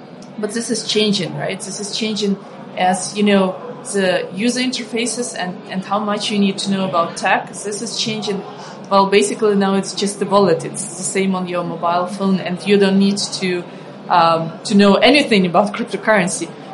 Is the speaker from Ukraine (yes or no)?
yes; Ukraine; moved away; I come from Ukraine. I grew up in a poor country